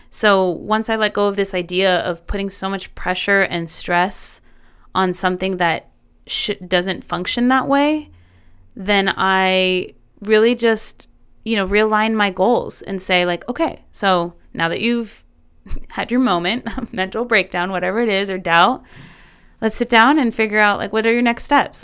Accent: El Paso, Texas, United States; here in my hometown

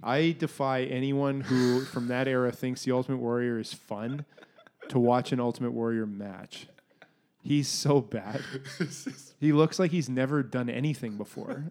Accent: Canada; being Canadian

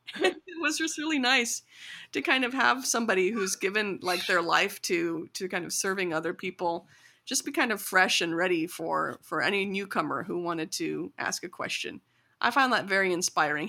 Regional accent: rural Illinois, United States; grew up kind of learning about my culture mostly through my parents and through Bollywood in small towns and in rural, you know, um, Illinois

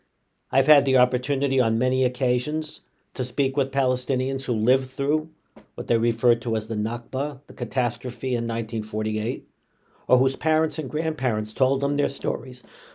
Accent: United States; I am an American. I have a deep connection with Israel as the homeland of my people, but I am an American and loyal first and foremost to this country in which I live.

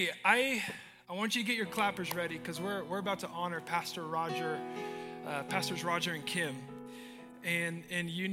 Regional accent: Nampa, Idaho, United States; now in Portland, United States; I love Nampa. I was born in Mercy Medical Center

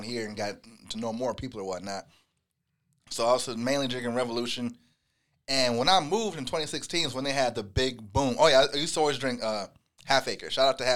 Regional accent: Rockford, Illinois, United States; moved away; My hometown's Rockford, Illinois

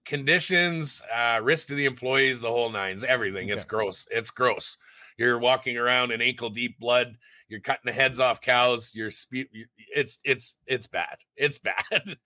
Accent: Sault Ste. Marie, Ontario, Canada; moved away as an adult; now in Red Deer, Canada; I was born in Sault Ste. Marie, Ontario. I moved out to Alberta when I was 18

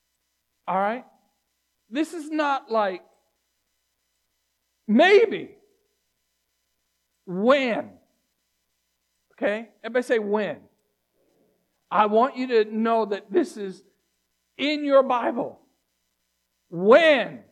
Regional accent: Virginia Beach, Virginia, United States; I grew up in Virginia Beach

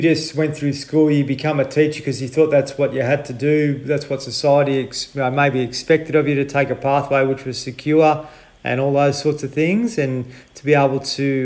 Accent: Horsham, Victoria, Australia; I'm from Horsham, just up the road.

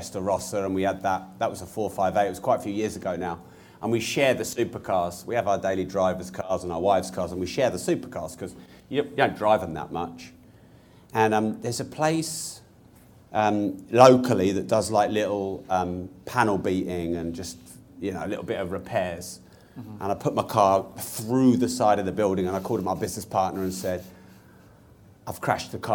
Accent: Peterborough, East of England, United Kingdom; I'm from Peterborough.

